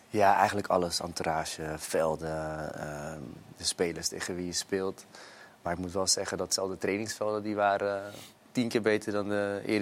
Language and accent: Dutch; Netherlands; kijk, ik kwam natuurlijk uit Nederland, dus dat was heel veel voetballen.